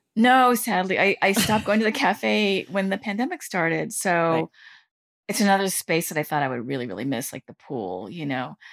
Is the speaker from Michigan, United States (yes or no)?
no; Southern California, United States; moved away as an adult; now in New York, United States; I did grow up, you know, for nine years in Southern California